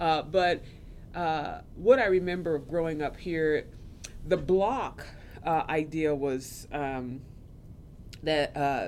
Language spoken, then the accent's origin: English; Topeka, Kansas, United States; also born or lived in Brooklyn, New York; Growing up in Topeka was. I mean it. It was interesting.